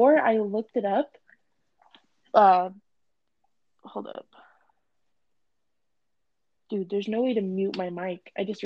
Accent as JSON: {"language": "English", "town": "Redlands", "region": "California", "country": "United States", "tie": "born or raised there", "said": "In my hometown, I'm at Albertsons, Redlands, down across from my street from my old high school."}